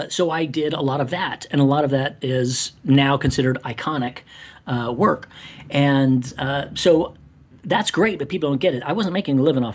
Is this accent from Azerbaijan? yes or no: no; Ireland; moved away; I'm Irish